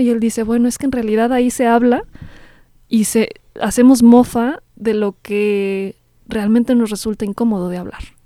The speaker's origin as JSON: {"language": "Spanish", "country": "Mexico", "said": "nos conforman como mexicanos"}